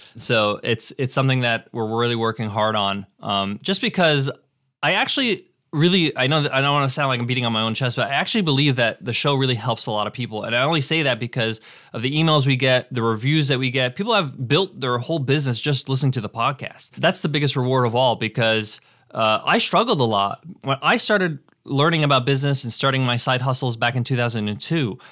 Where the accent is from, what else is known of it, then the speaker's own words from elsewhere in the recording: United States; I was born in the States